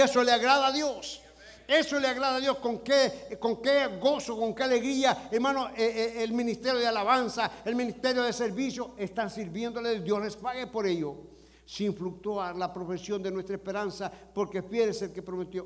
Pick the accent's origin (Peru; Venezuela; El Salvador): El Salvador; now in United States; como buen salvadoreño